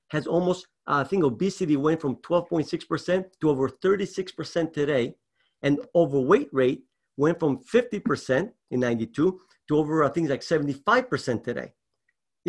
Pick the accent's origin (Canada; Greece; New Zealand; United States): Greece; moved away; I was raised in Greece.